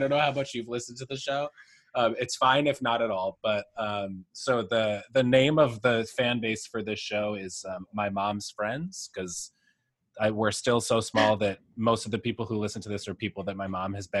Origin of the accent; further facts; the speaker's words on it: Boston, Massachusetts, United States; also born or lived in Arlington, Massachusetts; I was born in Boston